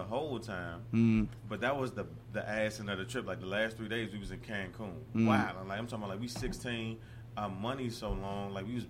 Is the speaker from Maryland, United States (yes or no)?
yes; Fort Washington, Maryland, United States; I grew up on the Allentown Road side of Fort Washington.